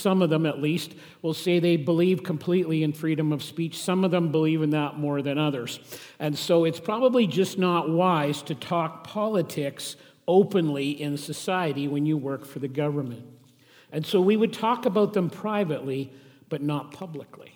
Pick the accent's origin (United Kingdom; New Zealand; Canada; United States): Canada; Saskatchewan; I grew up in Saskatchewan